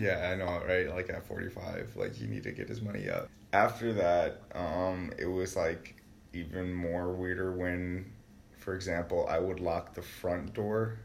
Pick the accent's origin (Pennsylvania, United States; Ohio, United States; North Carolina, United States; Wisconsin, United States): Wisconsin, United States; I was born and raised in Wisconsin, born on the south side, and I just recently moved to the east side